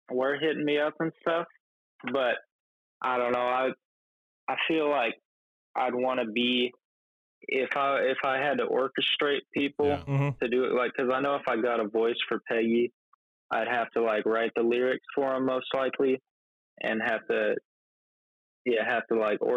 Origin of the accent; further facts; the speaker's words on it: Olympia, Washington, United States; born there; Yeah, yeah. I was born in uh, Olympia, Washington.